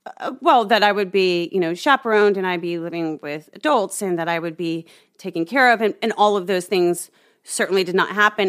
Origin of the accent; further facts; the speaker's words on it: Omaha, Nebraska, United States; I grew up in Omaha, Nebraska